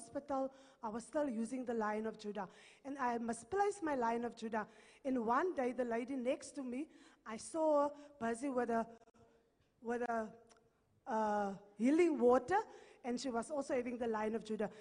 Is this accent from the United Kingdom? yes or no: no; Morokweng, North West, South Africa; I'm from Morokweng in the Northwest.